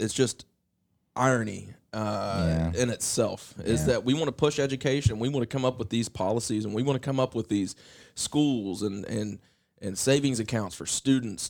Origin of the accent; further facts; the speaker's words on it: Point Pleasant, West Virginia, United States; a white kid growing up in Point Pleasant, West Virginia